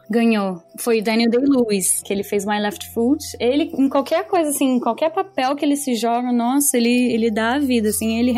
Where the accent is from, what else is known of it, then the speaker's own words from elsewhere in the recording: Dublin, Leinster, Ireland; eu nem sabia, e olha que eu sou de Dublin.